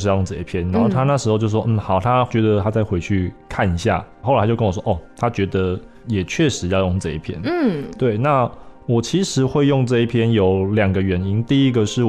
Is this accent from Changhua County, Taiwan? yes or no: yes; Changhua County, Taiwan; also born or lived in Taichung; 对因为其实我我是彰化人嘛，然后我十八岁后就到台中的东海大学，对，我研究所也是在那边读的